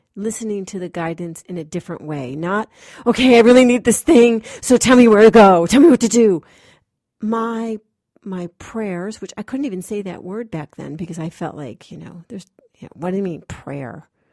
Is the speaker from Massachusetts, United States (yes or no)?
yes; Massachusetts, United States; moved away as an adult; I'm this actress from Massachusetts